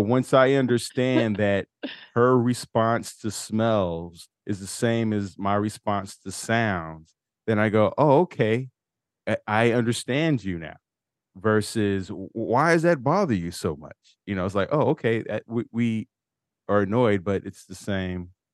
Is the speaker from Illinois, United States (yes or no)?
yes; Chicago, Illinois, United States; both being from Chicago